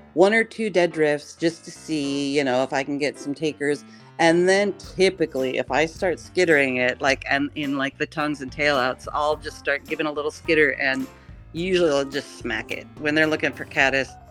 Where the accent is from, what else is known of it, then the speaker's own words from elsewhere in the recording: Pullman, Washington, United States; moved away as an adult; also born or lived in Taos, New Mexico; now in Wisconsin, United States; I grew up in Pullman and you know, a small farm town